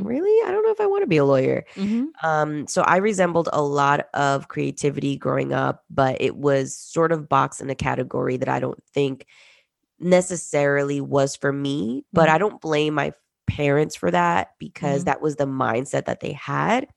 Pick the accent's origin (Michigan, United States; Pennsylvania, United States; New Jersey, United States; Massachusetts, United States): New Jersey, United States; also born or lived in Peru; I was born in Peru and we migrated to the US, specifically North Jersey, in the 90s.